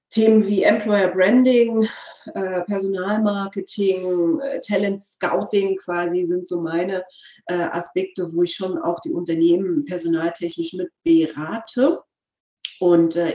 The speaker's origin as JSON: {"language": "German", "region": "East Germany", "country": "Germany", "said": "wir kommen ja klassisch aus der DDR. Mein Großvater hat in der DDR ähm, also ehemals DDR, Verzeihung bitte"}